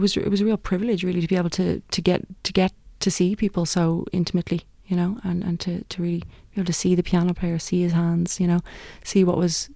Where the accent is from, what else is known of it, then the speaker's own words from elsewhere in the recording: County Wicklow, Ireland; I'm a singer from Wicklow